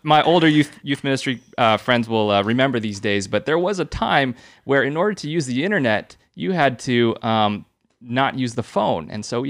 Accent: San Jose, California, United States; I grew up here in San Jose. So I went to Holy Family.

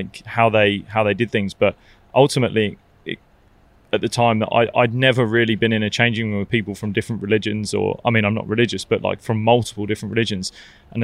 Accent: Barbados; moved away; I grew up playing in Barbados, so I know Barbados really well.

